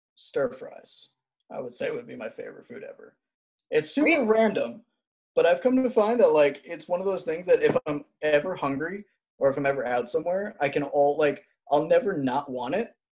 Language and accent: English; New York, United States; now in Alabama, United States; I'm originally from New York